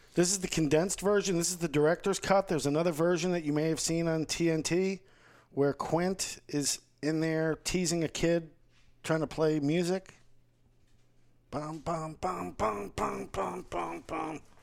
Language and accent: English; Fort Lauderdale, Florida, United States; growing up in Fort Lauderdale, I think that my beach experience as a teenager and stuff is a lot different